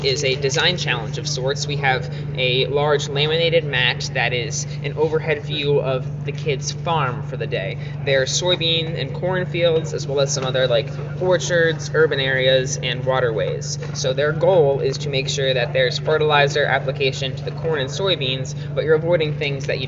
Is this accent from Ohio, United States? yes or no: yes; Clark County, Ohio, United States; I'm also from Clark County, Ohio. I'm a high school senior